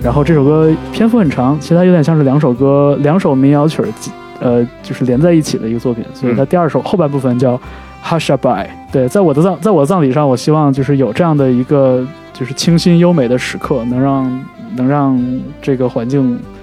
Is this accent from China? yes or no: yes; northern China, China; now in California, United States; 家在北方